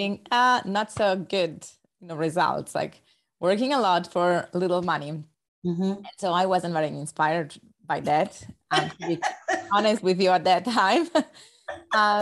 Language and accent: English; Rome, Lazio, Italy; English is a second language; you might notice from my accent that I'm not a native English speaker. So I was born actually in Rome, Italy.